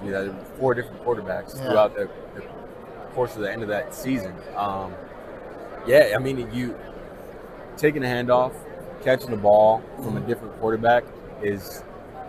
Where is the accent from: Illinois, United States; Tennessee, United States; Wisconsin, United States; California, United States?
California, United States; moved away; also born or lived in Boise, Idaho / Minneapolis, Minnesota; growing up in California